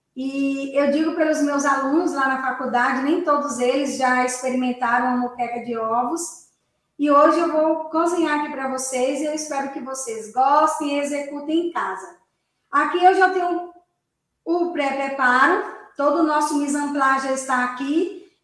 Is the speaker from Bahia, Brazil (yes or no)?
yes; Bahia, Brazil; baiana como eu sou, nordestina